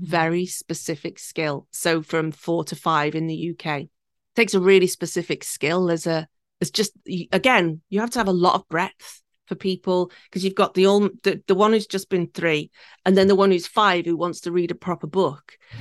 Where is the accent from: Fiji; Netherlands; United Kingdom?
United Kingdom; the Wirral, North West England; now in Tokyo, Japan; I was born and raised four miles from Liverpool in a little peninsula called the Wirral, and it sits between Liverpool and Wales.